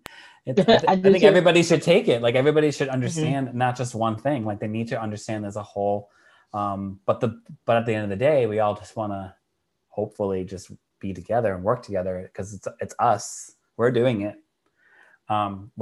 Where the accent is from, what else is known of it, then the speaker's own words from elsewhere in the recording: Massachusetts, United States; I'm from Massachusetts.